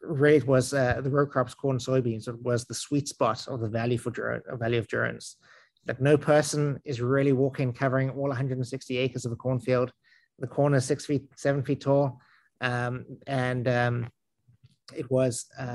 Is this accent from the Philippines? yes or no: no; South Africa; accent: South African; also born or lived in San Francisco, United States; now in Westfield, United States; accent is I'm South African, but I lived around the United States a bit